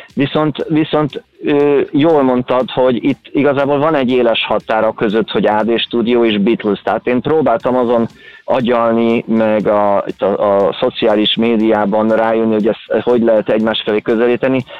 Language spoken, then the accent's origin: Hungarian; Kaposvár, Somogy, Hungary; én Kaposvári vagyok